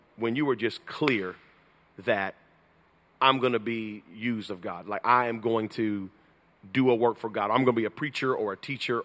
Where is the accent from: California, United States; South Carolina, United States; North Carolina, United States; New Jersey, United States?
North Carolina, United States; also born or lived in Georgia; I was raised in North Carolina